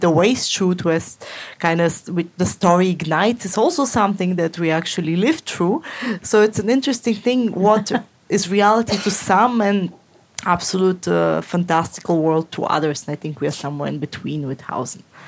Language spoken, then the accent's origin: English; Moscow, Russia; moved away; I grew up in Moscow in an apartment block